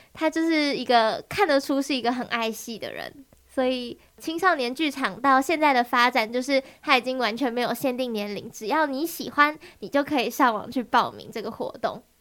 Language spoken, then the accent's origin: Chinese; Taiwan; first language Taiwanese Hokkien; 身为就是我们 本土的学生，我们也要很努力地，就是多去练习台语，或者是说把台语直接就当做我们生活的一部分